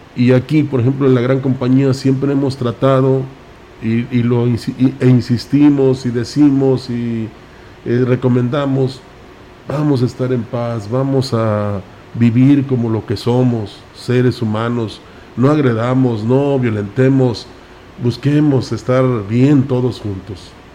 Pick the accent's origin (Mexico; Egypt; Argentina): Mexico; somos mexicanos